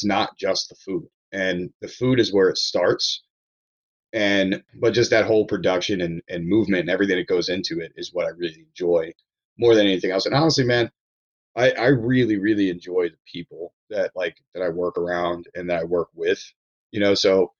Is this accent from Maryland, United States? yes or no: yes; Ellicott City, Maryland, United States; also born or lived in Hawaii / Baltimore; we moved from Hawaii to Maryland when I was four. So yeah. I'm not from Hawaii. I'm from Maryland. No. You know, like, yeah. I grew up in Ellicott City, and, you know, I lived there until I moved to Baltimore City and then some other traveling